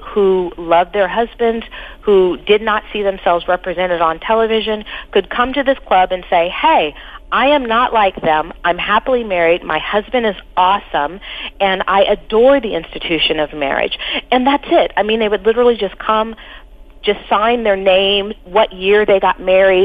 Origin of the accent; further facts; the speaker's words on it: Pasadena, California, United States; also born or lived in Los Angeles, California; we grew up in Pasadena